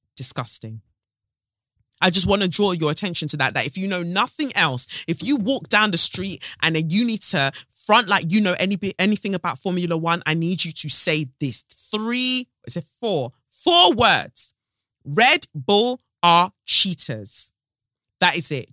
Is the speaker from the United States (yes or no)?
no; United Kingdom; as Black British women